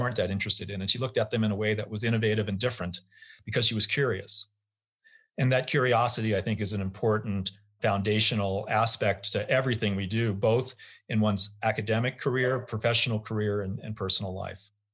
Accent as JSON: {"language": "English", "country": "United States", "said": "as an American passport carrier"}